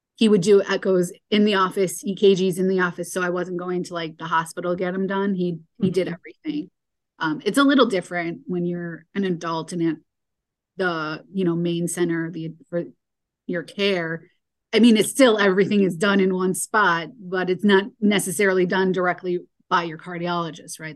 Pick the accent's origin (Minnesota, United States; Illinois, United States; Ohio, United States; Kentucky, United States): Illinois, United States; Chicago; I grew up in Chicago area